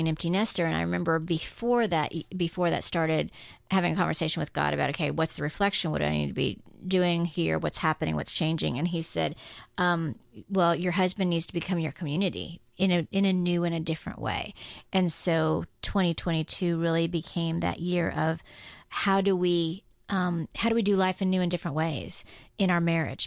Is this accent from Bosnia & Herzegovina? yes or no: no; Guam; now in United States; I grew up on Guam